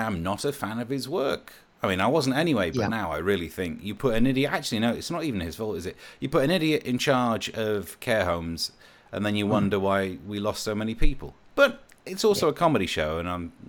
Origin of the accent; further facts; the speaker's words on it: Midlands, United Kingdom; I am poor and I am from the Midlands.